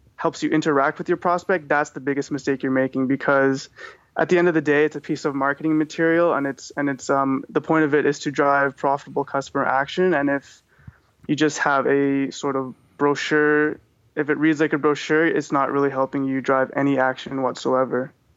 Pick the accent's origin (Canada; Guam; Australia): Canada; Vancouver, British Columbia; I'm from Vancouver, BC